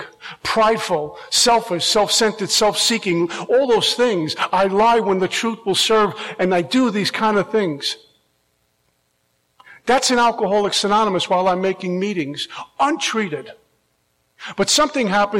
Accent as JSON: {"language": "English", "region": "New York", "country": "United States", "moved": "yes", "lives_now": "Florida, United States", "said": "I'm originally from New York"}